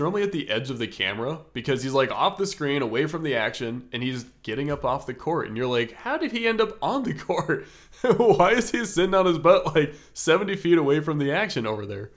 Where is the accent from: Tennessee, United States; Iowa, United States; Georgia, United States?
Iowa, United States; Des Moines; now in Atlanta, United States; I grew up in Des Moines, as Matt said, and moved to Atlanta